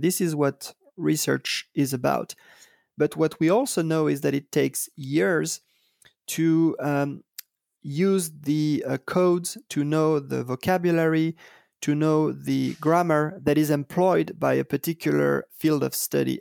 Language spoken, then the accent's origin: English; Paris, Île-de-France, France; I was, uh, born and raised in Paris